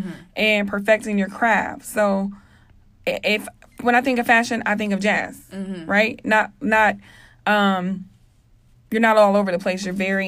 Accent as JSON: {"language": "English", "region": "Kansas", "country": "United States", "said": "It's kind of ironic because I'm from all over. Like, I'm from Kansas. I've lived all over."}